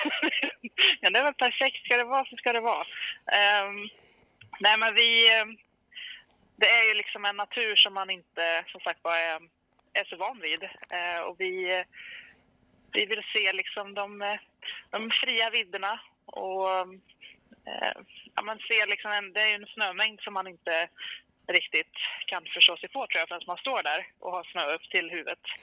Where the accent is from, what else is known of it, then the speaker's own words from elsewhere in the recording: Karlstad, Värmland, Sweden; now in Hagfors, Sweden; jag är en tjej från Karlstad från början som har hittat eh, Hagfors i mitt hjärta. Jag bor där nu